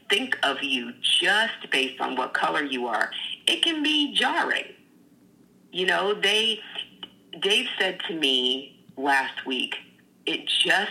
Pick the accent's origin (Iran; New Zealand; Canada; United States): United States; the South; moved away; I grew up in the South where it was in your face all the time, rebel flags everywhere